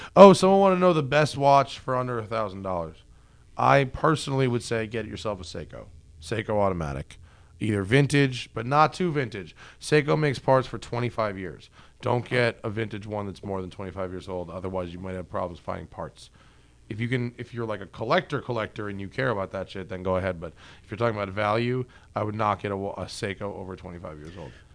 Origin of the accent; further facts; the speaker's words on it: New York, United States; I'm from New York